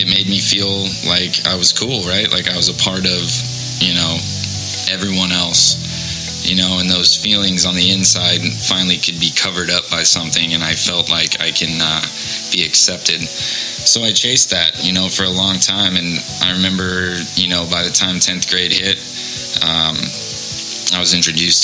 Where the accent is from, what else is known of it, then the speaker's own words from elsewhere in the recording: Mesa, Arizona, United States; I grew up here in Mesa, Arizona, born and raised